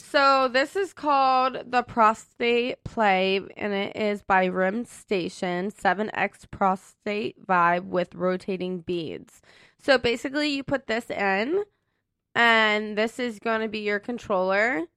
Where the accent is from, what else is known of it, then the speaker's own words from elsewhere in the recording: Ohio, United States; moved away; I'm actually from Ohio originally